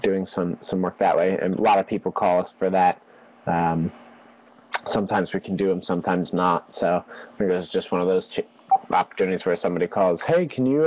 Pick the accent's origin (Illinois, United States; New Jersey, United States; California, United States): Illinois, United States; Chicago; I'm from Chicago.